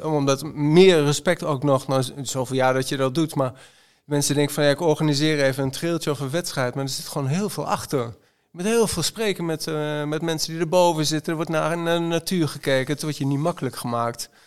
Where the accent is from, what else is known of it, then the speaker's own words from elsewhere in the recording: Zwolle, Overijssel, Netherlands; ik kom uit Zwolle. Ik, ben, ik ben blauwvinger.